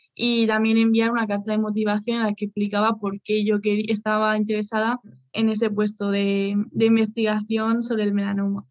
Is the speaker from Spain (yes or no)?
yes; Spain; moved away as an adult; now in Germany; soy española, pero ahora mismo estoy trabajando en Alemania